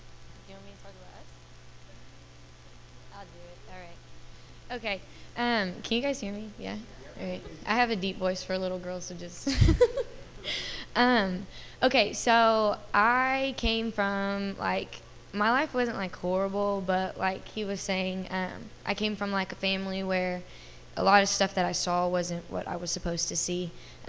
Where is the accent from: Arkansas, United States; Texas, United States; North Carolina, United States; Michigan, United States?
Texas, United States; Dallas; And, I come from a junior college in Kansas. I'm from Dallas, Texas.